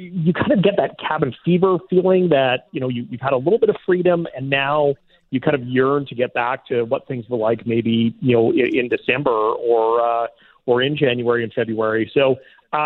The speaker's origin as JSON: {"language": "English", "town": "Saskatoon", "region": "Saskatchewan", "country": "Canada", "tie": "born or raised there", "moved": "yes", "lives_now": "Winnipeg, Canada", "said": "I grew up in Saskatoon"}